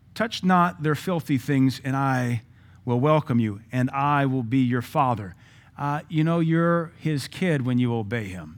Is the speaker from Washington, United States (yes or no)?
yes; Seattle, Washington, United States; now in Cookeville, United States; I grew up in Seattle.